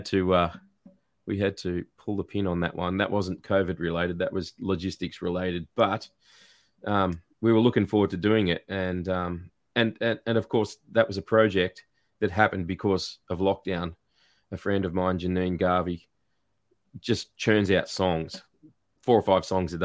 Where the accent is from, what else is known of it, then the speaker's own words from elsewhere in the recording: Newcastle, New South Wales, Australia; also born or lived in Tasmania; now in Gippsland, Australia; I grew up in Newcastle in New South Wales